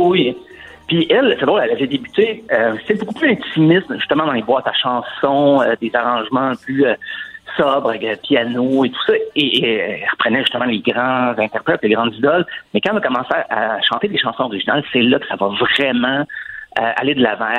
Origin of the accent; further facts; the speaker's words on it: Saint-Claude, near Asbestos, Quebec, Canada; mon coin de pays, en fait, Saint-Claude, qui est juste à côté d'Asbestos.